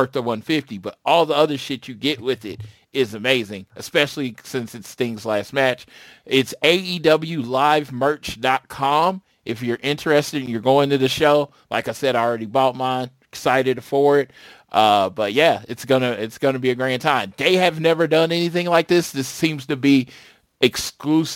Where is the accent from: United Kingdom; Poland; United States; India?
United States; Oklahoma; my home state. Second show in my home state.